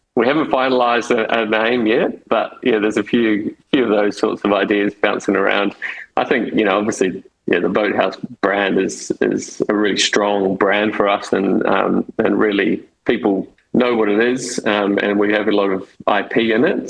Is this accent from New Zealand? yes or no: yes; New Zealand; now in Sydney, Australia; I'm, I'm a Kiwi. I grew up in, in New Zealand